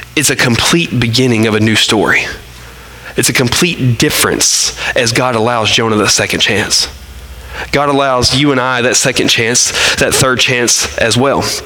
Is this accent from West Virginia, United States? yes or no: no; Arkansas, United States; we're from Arkansas